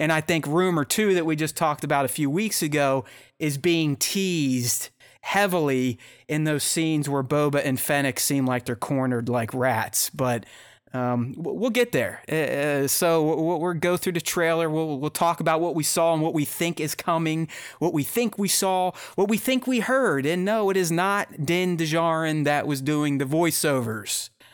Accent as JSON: {"language": "English", "town": "Pittsburgh", "region": "Pennsylvania", "country": "United States", "said": "I'm from Pittsburgh, so I'm a Steelers fan"}